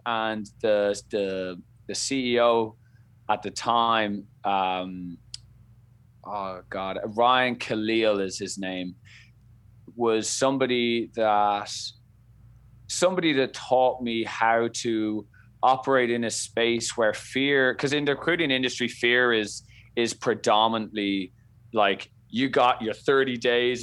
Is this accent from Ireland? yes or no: yes; Dublin, Leinster, Ireland; accent: Irish; moved away as an adult; now in Boston, United States; I come from Ireland, Dublin, bred and born. I lived there for the first, you know, twenty-two years of my life.